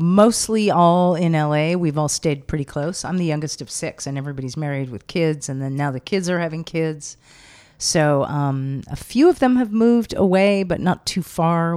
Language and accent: English; Los Angeles, California, United States; also born or lived in Venice, Los Angeles; I grew up in L.A., uh-huh. but not by the beach. I grew up inland, Sunset and Doheny, up in the hills there